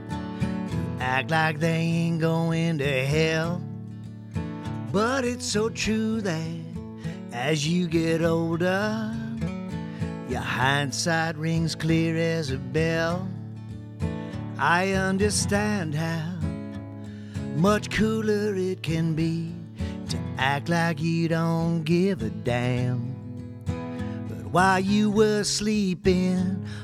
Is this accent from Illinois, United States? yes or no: no; Ohio, United States; also born or lived in upstate New York; now in Tennessee, United States; I am from the Buckeye State. I was born in upstate New York. My mom's Canadian, actually. And then, no offense to you Hoosiers, I'm from Ohio. I'm a Buckeye. But I live in Tennessee now